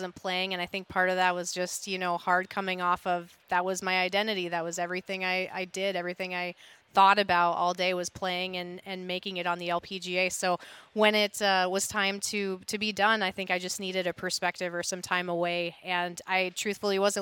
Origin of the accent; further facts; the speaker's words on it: Montana, United States; now in Minnesota, United States; I grew up in Montana, which very different golf scene than here in Minnesota